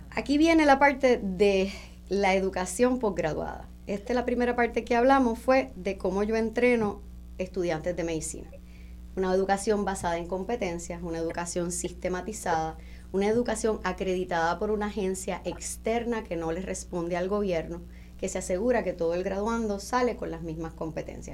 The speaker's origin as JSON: {"language": "Spanish", "country": "Puerto Rico"}